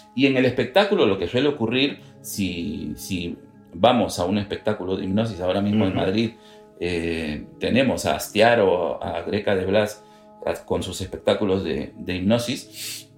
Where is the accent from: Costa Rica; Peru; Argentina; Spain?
Peru; nosotros somos peruanos de origen